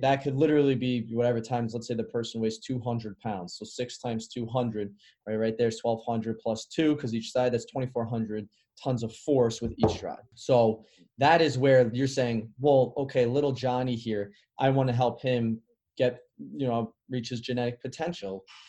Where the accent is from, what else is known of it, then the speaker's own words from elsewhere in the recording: Chicago, Illinois, United States; moved away; also born or lived in Carmel, Indiana; I grew up in the Midwest, which is a little different. So I grew up in Chicago. I moved to Indiana, and then I played at a really competitive high school